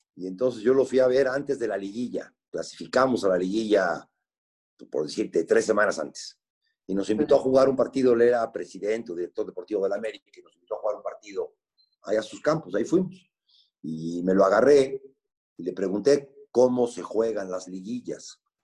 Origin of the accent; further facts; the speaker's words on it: Puebla, Mexico; yo nací en Puebla, tengo 61 años. Mi papá fue como por el 63, 64, fue accionista de Puebla con dos acciones